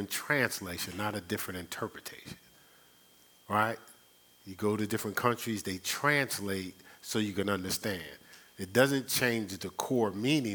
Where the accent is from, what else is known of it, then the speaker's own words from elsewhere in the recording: Newark, New Jersey, United States; born and raised in Newark, New Jersey, I was trained not to trust anybody